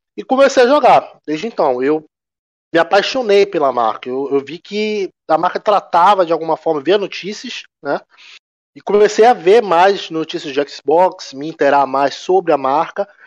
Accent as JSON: {"language": "Portuguese", "town": "Belém", "region": "Pará", "country": "Brazil", "tie": "born or raised there", "moved": "yes", "lives_now": "Manaus, Brazil", "said": "atualmente eu sou, eu moro em Manaus, mas eu não sou nascido aqui. Eu sou nascido em Belém, né, estado do Pará"}